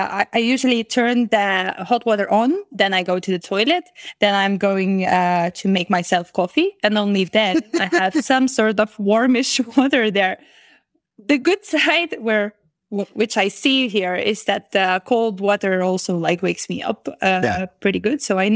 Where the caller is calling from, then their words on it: Vilnius, Vilnius County, Lithuania; I'm currently calling from Vilnius, the capital of Lithuania.